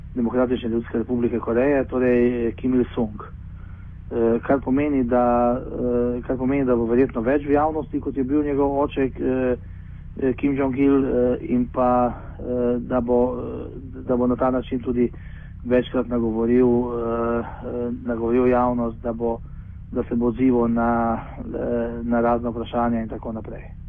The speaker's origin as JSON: {"language": "Slovenian", "country": "Slovenia", "said": "smo trije iz Slovenije"}